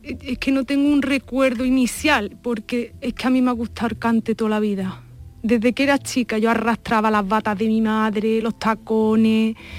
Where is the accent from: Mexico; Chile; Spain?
Spain; Andalusia; mi vecino de Inaja, donde yo nací y me crié